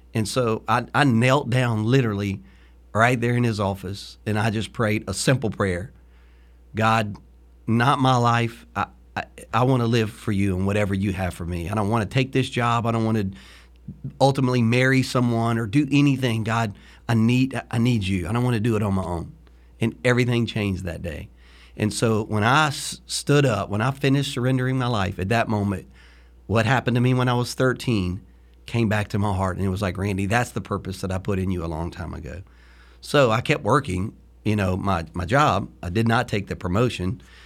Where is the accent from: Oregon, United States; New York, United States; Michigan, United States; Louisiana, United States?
Louisiana, United States; now in Florida, United States; when you're from Louisiana